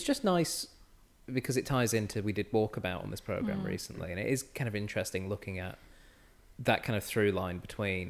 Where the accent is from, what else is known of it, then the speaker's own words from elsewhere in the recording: England, United Kingdom; now in Australia; I am English.